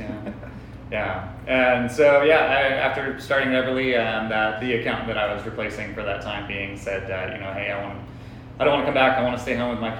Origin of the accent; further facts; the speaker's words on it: Oxnard, California, United States; moved away as an adult; also born or lived in Riverside, California; now in Paso Robles, United States; So I grew up in Oxnard, Ventura area. I went to school in Riverside and then moved up to Paso after college.